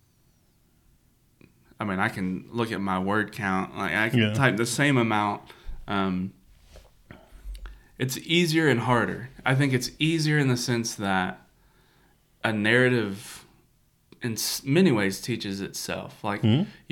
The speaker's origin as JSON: {"language": "English", "region": "Kentucky", "country": "United States", "tie": "born or raised there", "also_born_or_lived": "Illinois", "moved": "as an adult", "lives_now": "East Tennessee, United States", "said": "we grew up in Kentucky, but then we were in Illinois for 8 years."}